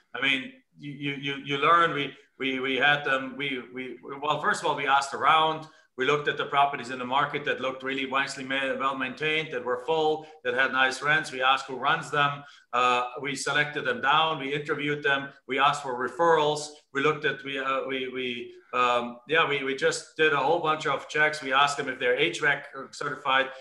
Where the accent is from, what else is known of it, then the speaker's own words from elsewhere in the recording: Germany; English is a second language; moved away as an adult; now in United States; I'm actually from Germany originally, came into the United States in 1997.